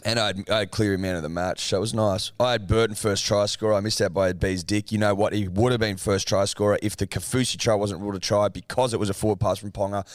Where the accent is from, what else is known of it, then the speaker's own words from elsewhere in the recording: New South Wales, Australia; we're from New South Wales